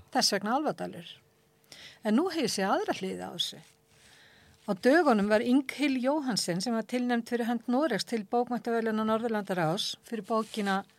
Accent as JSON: {"language": "Icelandic", "town": "Akranes", "region": "Western Region", "country": "Iceland", "tie": "born or raised there", "said": "þegar ég bjóð upp á Akrænsi, ég hef verið svona 11 ára 11-12 ára"}